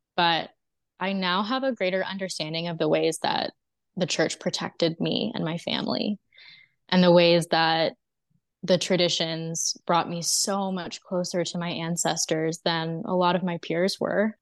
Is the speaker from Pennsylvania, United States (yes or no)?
no; Texas, United States; also born or lived in Mississippi; spent the first four years of my life in Mississippi. We were all homeschooled, my oldest sister all the way through to the end of high school. And then I started more conventional schooling in eighth grade. When I was five, we moved to Texas.